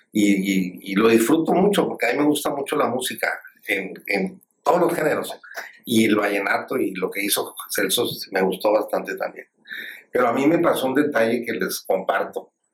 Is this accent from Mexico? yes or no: yes; Monterrey, Nuevo León, Mexico; also born or lived in Sabinas Hidalgo, Nuevo León; no solamente como regiomontano